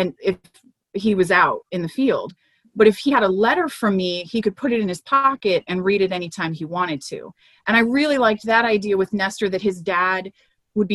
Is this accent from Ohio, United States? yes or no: no; Miami, Florida, United States; moved away as an adult; now in Central Texas, United States; where I grew up in Miami